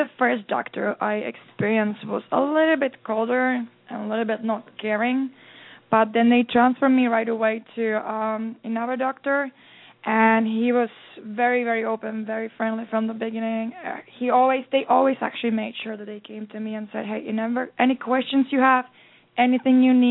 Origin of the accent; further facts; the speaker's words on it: Czechia; now in United States; I was born in Czechoslovakia